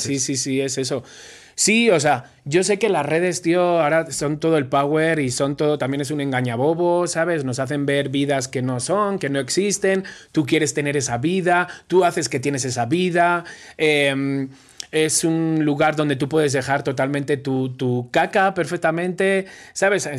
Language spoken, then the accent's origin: Spanish; Spain; moved away as an adult; now in Mexico; soy español